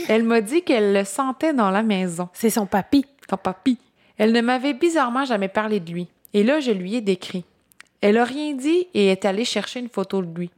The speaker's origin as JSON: {"language": "French", "area": "Gaspésie", "region": "Quebec", "country": "Canada", "said": "je viens de la Gaspésie"}